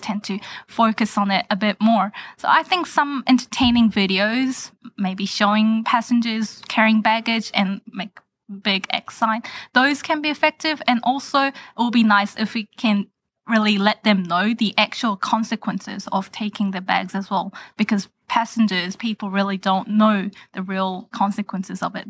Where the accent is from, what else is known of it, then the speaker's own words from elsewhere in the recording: New Zealand; moved away as an adult; also born or lived in Korea; now in United States; I was born and raised in New Zealand